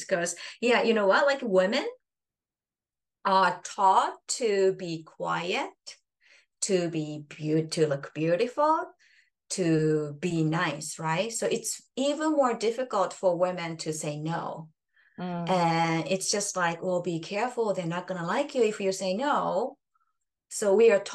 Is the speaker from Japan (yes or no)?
yes; Japan; first language Japanese; English is a second language; now in Canada; It's Japan is my home country, and I speak Japanese. Japanese is mother tongue